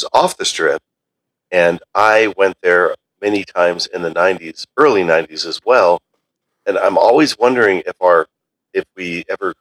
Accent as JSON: {"language": "English", "town": "Reno", "region": "Nevada", "country": "United States", "tie": "born or raised there", "also_born_or_lived": "Las Vegas, Nevada", "moved": "as an adult", "lives_now": "Justin, Texas, United States", "said": "I was born there, and I grew up there until I was about six, and then I moved to Reno, Nevada. So I spent my formative years there, technically, until I was about 20"}